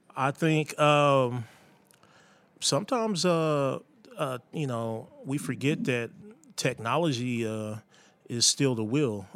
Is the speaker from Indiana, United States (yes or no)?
yes; Indianapolis, Indiana, United States; growing up in Indianapolis